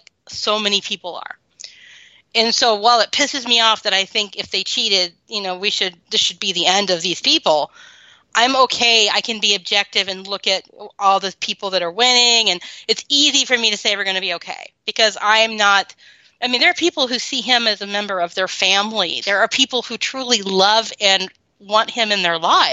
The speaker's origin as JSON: {"language": "English", "region": "the Bible Belt", "country": "United States", "tie": "born or raised there", "said": "I grew up in the Bible Belt."}